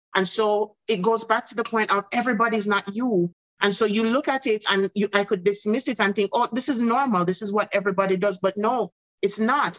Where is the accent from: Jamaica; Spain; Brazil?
Jamaica; also born or lived in Bahamas; now in United States; my home country jamaica